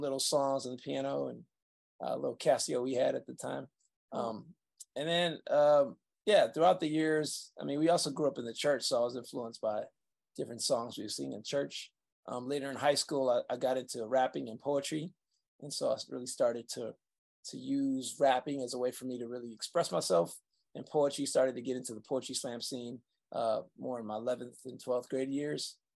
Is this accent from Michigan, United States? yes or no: yes; Saginaw, Michigan, United States; I was born in Saginaw, Michigan